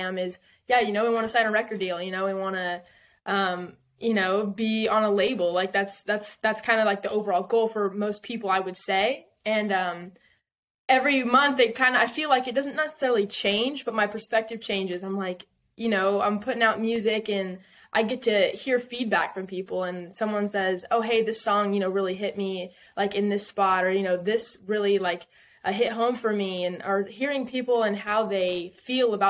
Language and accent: English; Southern California, United States; moved away as an adult; also born or lived in Texas / Nashville; I'm originally from Southern California, like an hour north of San Diego. Like wine country.